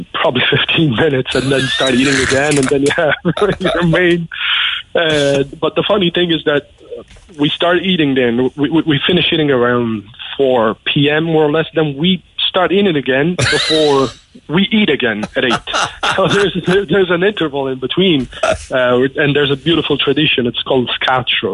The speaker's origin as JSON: {"language": "English", "region": "Sicily", "country": "Italy", "moved": "yes", "lives_now": "Cork, Ireland", "said": "I'm from Sicily"}